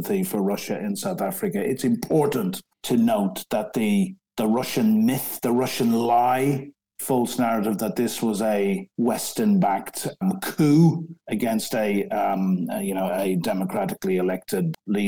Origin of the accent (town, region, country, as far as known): Ireland; moved away as an adult; now in London, United Kingdom